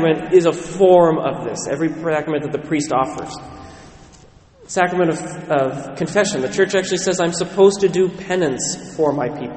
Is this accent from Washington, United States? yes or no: yes; Western Washington, United States; I was raised in Western Washington